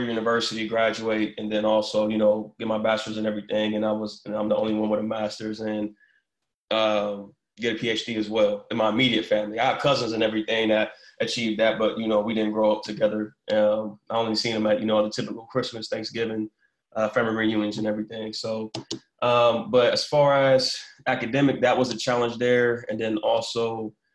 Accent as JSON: {"language": "English", "town": "Columbus", "region": "Ohio", "country": "United States", "said": "I'm originally from Columbus, Ohio"}